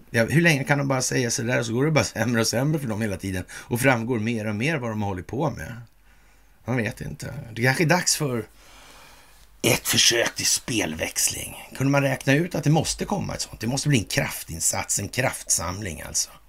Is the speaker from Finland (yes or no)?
no; Russia; Jag, jag, känner att jag är släkt med massmördare för jag är ryss.